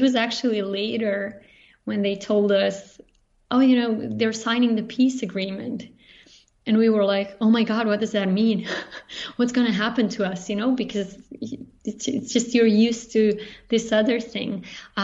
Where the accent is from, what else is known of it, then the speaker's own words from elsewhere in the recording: Banja Luka, Republika Srpska, Bosnia & Herzegovina; English is a second language; moved away as an adult; also born or lived in Zagreb, Croatia / Barcelona, Spain / Prague, Czech Republic; now in Zurich, Switzerland; we were in Bosnia and the war started, and we stayed there. And I grew up in Banja Luka, which is it's a city in northern Bosnia